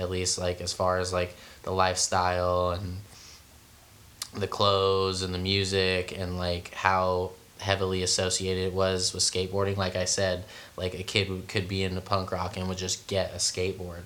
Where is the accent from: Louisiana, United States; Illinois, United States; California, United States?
California, United States; San Francisco; I'm from San Francisco